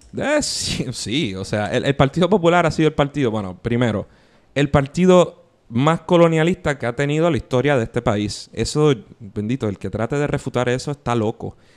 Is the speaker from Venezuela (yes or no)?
no; San Juan, Puerto Rico